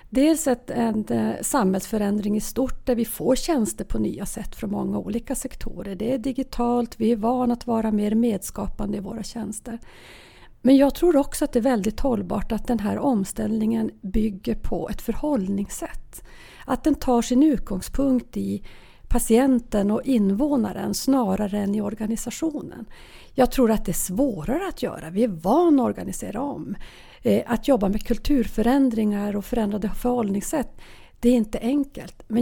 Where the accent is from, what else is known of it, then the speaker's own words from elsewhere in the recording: Norrbotten County, Sweden; Norrbotten, ja jag kommer från Norrbotten.